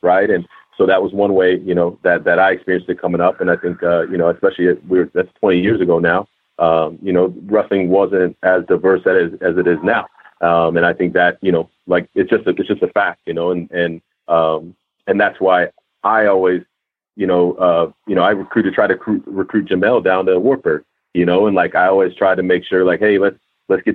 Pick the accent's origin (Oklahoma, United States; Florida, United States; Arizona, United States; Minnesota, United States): Minnesota, United States; Minneapolis; I'm from Minneapolis